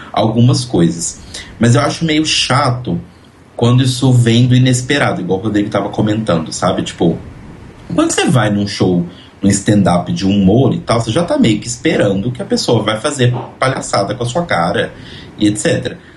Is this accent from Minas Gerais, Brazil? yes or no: yes; Belo Horizonte, Minas Gerais, Brazil; Afinal, sou de Belo Horizonte, sempre sozinha.